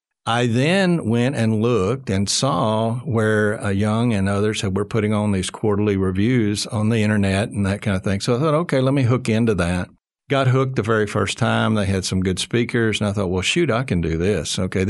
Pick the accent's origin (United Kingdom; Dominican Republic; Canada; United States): United States; Arkansas; moved away as an adult; also born or lived in Texas; I was born and raised in Marlton, Arkansas. So I grew up here in the States.